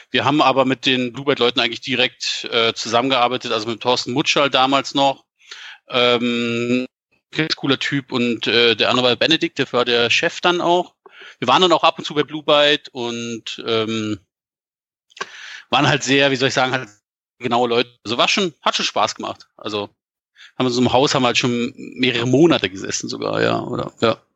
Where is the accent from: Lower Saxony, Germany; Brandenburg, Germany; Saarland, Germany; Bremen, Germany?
Brandenburg, Germany; Frankfurt an der Oder; moved away; also born or lived in Bavaria; Ursprünglich komme ich eigentlich aus, aus dem Osten, also aus Frankfurt an der Oder und bin dann irgendwie wegen Eltern halt umgezogen, halt hier nach Bayern